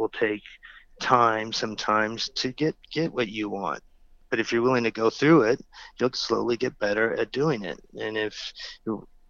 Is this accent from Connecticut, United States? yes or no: no; California, United States; growing up in California